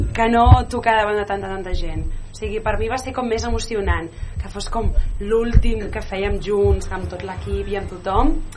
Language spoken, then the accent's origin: Catalan; Terrassa, Catalonia, Spain; soc de Terrassa o de Sabadell